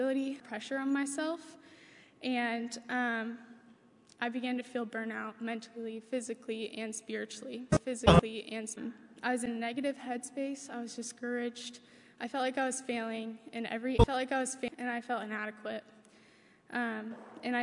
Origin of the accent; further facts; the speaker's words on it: Nicholasville, Kentucky, United States; I'm from Nicholasville, Kentucky, and I grew up in a Christian home